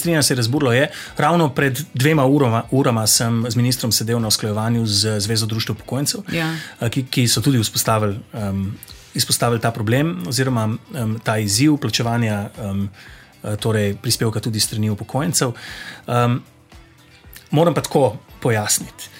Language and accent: Slovenian; Zasavje, Slovenia; Jaz sem iz Zasavja, tam um, nam je ta okoljski aktivizem položen v bistvu v zibelko